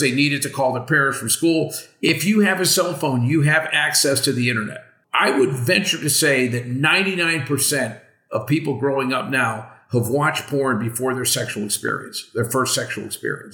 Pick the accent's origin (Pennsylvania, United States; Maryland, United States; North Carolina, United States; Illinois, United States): Pennsylvania, United States; Western; I grew up in Western Pennsylvania